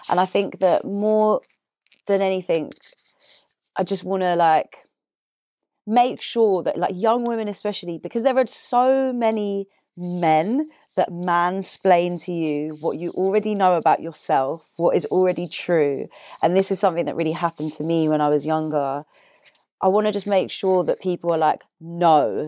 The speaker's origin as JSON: {"language": "English", "town": "Deptford", "region": "London", "country": "United Kingdom", "said": "I'm from Deptford."}